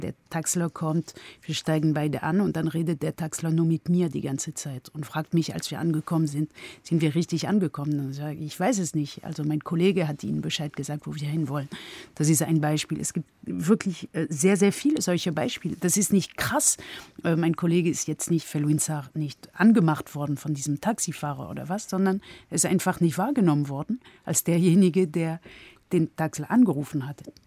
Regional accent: France; moved away; also born or lived in Germany; als Französin

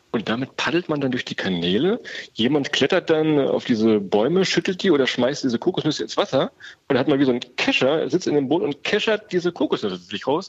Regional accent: Weserbergland, Germany; Wir kommen ja aus dem Weserbergland, eine so der ganz unbekanntesten Ecken in Deutschland

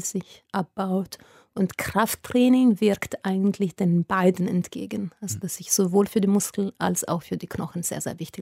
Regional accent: Italy; German is a second language; moved away as an adult; also born or lived in Munich, Germany; als Italienerin nach Deutschland gekommen zu studieren

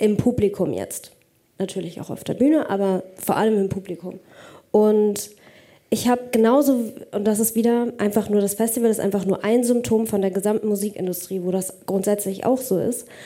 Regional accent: Pforzheim, Baden-Württemberg, Germany; wenn ich nach Hause gehe, zu, zurück in meine Heimat, nach Pforzheim

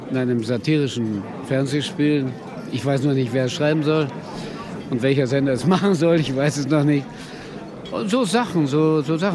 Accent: Tillendorf, Lower Silesian Voivodeship, Poland; Ich habe die die Kühe gehütet. Ich musste die Kühe hüten. Ja, wir hatten zehn Kühe in Tillendorf, Nummer 190, Telefonnummer 1167.

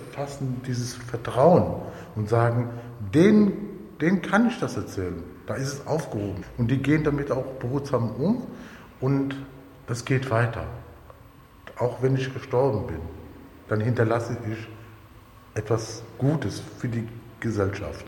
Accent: Cologne, North Rhine-Westphalia, Germany; bin 1958 geboren in Köln auf einem Zigeunerplatz in Bickendorf

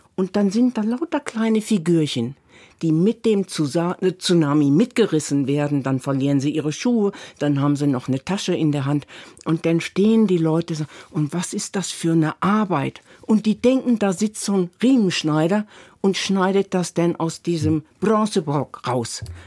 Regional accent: Northern Germany, Germany; ich komme ja aus Norddeutschland

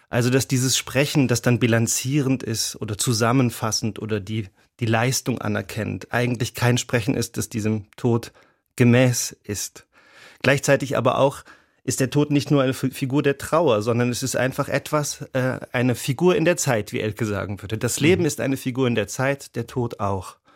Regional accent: Rhineland-Palatinate, Germany; born there; Ich bin ja in Rheinland-Pfalz geboren.

